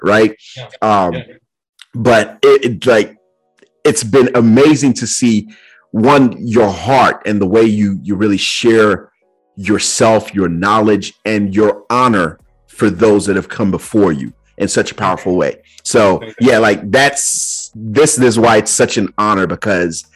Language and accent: English; Nigeria; now in United States; growing up in Nigeria and then coming here to the States as well